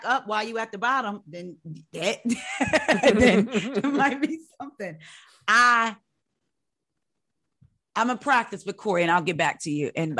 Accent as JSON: {"language": "English", "region": "New Jersey", "country": "United States", "said": "I am from Jersey, the country part of Jersey. I am country."}